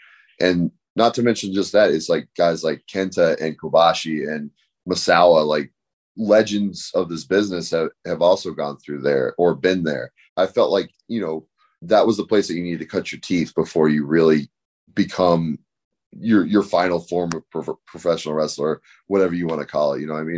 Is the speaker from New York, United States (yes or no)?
no; Van Nuys, California, United States; I am billed from Van Nuys, California, and Van Nuys is the town next to Reseda.